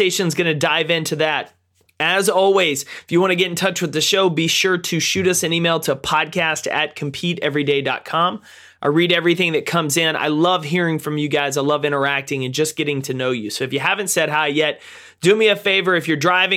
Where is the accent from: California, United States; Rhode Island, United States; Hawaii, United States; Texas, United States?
Texas, United States; Jacksonville; I'm from Jacksonville, so we're a little bit bigger, but not too much